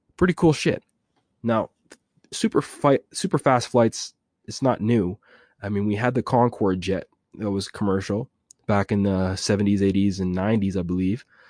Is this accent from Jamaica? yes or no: yes; Jamaica; I'm Jamaican, I can speak a little patois